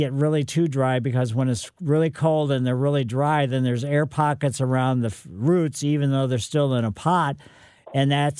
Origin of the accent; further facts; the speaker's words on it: St. Louis, Missouri, United States; also born or lived in Southern California; Came back to St. Louis for a position at the Botanical Garden